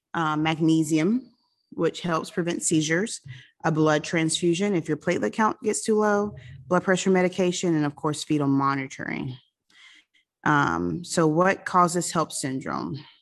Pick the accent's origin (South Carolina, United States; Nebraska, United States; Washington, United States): South Carolina, United States; now in Florida, United States; I grew up in South Carolina